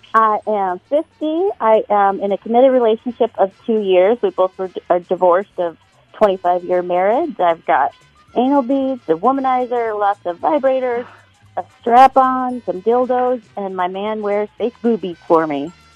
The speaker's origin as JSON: {"language": "English", "town": "San Francisco", "region": "California", "country": "United States", "tie": "born or raised there", "said": "I was born in San Francisco."}